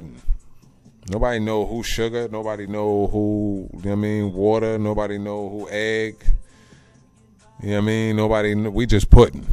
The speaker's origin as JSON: {"language": "English", "region": "Central New Jersey", "country": "United States", "also_born_or_lived": "Colorado", "said": "I'm from Central New Jersey"}